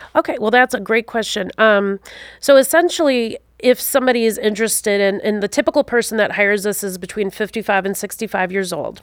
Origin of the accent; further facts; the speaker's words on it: Wisconsin, United States; also born or lived in Alaska / upstate New York / Utah; I grew up in the beautiful state of Wisconsin.